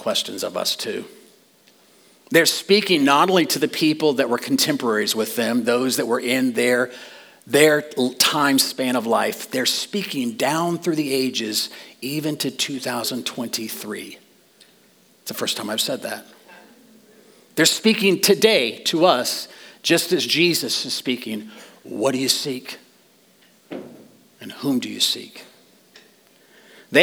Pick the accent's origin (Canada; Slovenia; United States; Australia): United States; New Mexico; I grew up in New Mexico